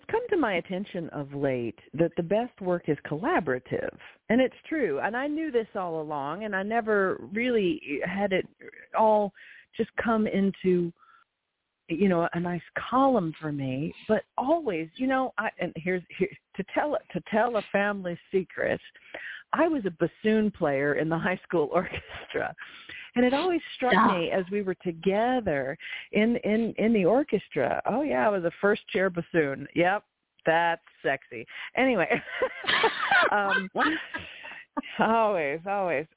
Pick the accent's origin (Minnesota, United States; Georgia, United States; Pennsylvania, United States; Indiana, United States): Georgia, United States; I am little girl from Georgia, but yet I sound like Sailor from Krasnoyarsk